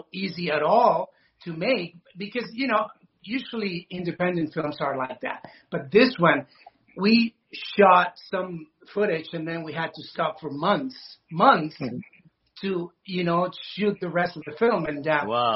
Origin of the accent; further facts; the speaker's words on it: Venezuela; moved away; I'm from Venezuela